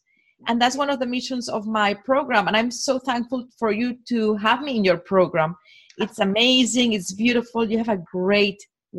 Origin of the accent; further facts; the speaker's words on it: Barcelona, Catalonia, Spain; English is a second language; moved away as an adult; also born or lived in New York, United States; now in Poconos, United States; my hometown, Barcelona, although it's not a little city, it was too small.